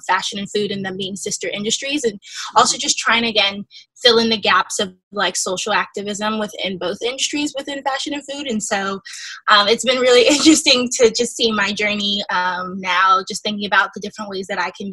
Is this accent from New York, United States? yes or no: yes; upstate New York suburbs, United States; I'm originally from the suburbs upstate New York. That was where I was born and raised for a little while. And then we moved to New York City